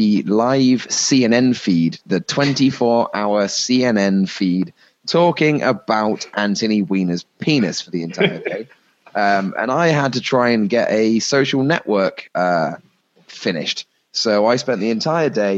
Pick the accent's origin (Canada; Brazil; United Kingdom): United Kingdom; England; being an Englishman